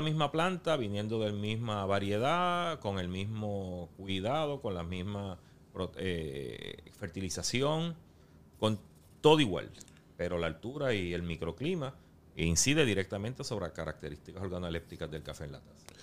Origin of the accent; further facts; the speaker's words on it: Yauco, Puerto Rico; los caficultores que producen y procesan ese café, pues, son de mi pueblo natal